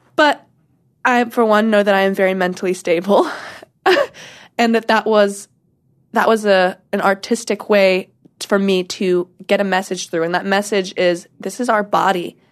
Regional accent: Washington, United States; also born or lived in North Carolina / Portland; now in Los Angeles, United States; North Carolina is where I was born. I am from Washington, where I was raised

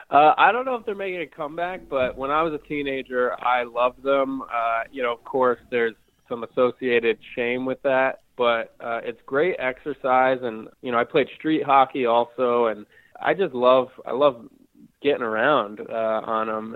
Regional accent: Hudson Valley, New York, United States; now in Brooklyn, New York, United States; I'm from the Hudson Valley of New York, which is about I think 75 or 80 miles north of New York City

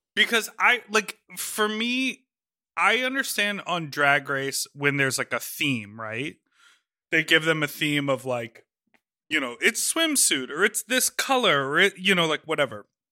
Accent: United States; we are American people.

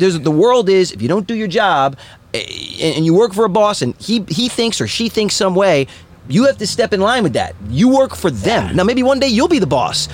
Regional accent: East Coast, United States; I'm from East Coast

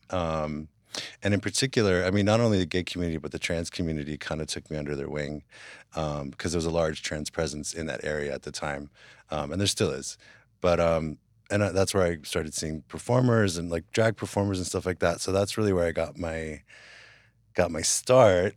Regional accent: West Hollywood, California, United States; also born or lived in Hawaii; I grew up in West Hollywood

